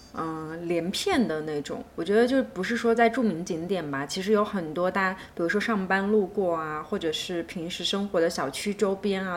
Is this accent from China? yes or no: yes; China; moved away as an adult; now in Shanghai, China; 我家乡就在上海不远的地方嘛，然后其次是我又来上海工作了好几年，也在这里生活过好几次